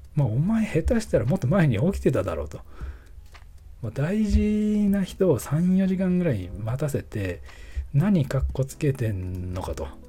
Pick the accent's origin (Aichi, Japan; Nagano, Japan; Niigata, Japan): Nagano, Japan; filming location of 'Taiyo to Bolero'; このロケ地が僕の地元でして、まあ、北アルプスの景観とか